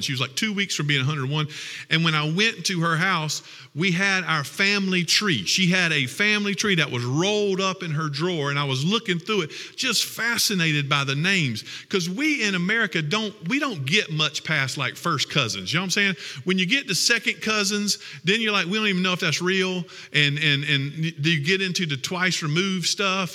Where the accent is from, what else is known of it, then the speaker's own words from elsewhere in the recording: Lexington, South Carolina, United States; I'm from Lexington, South Carolina.